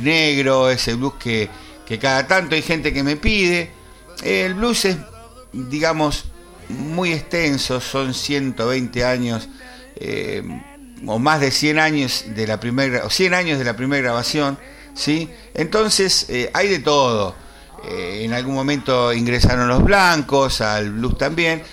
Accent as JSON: {"language": "Spanish", "country": "Argentina", "said": "como somos argentinos"}